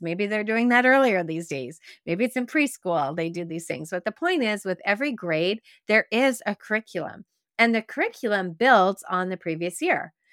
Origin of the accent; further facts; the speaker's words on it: Quebec, Canada; growing up in Quebec, where we used to go on field trips and we would go sugaring off